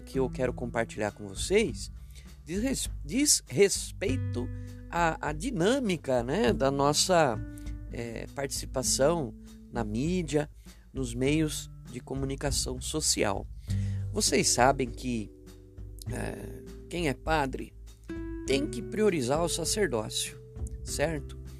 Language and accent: Portuguese; Itu, São Paulo, Brazil; also born or lived in Baliza, Roraima; na cidade de Itu, que é o meu berço, né? Onde fui criado